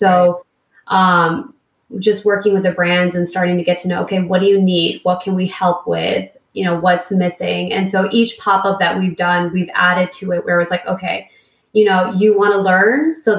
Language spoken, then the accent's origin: English; Sacramento, California, United States; And I'm like from Sacramento in like a winter coat because I'm freezing.